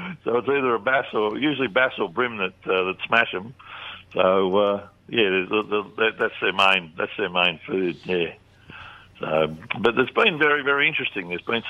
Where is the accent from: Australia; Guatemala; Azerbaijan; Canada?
Australia; Georges River, New South Wales; when we were kids growing up on the Georges River.